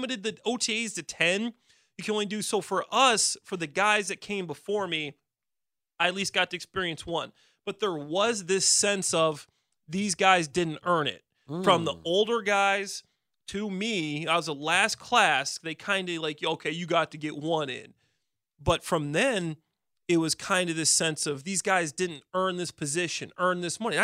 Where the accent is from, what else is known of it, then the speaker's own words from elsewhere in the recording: Chicago, Illinois, United States; we're from Chicago.